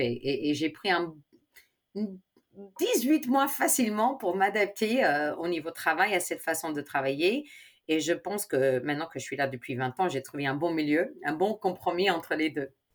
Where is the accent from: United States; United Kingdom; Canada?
United States; Chicago, Illinois; French is a second language; moved away as an adult; also born or lived in Spain; now in France; mes parents sont espagnols, ma, mais je suis née à Chicago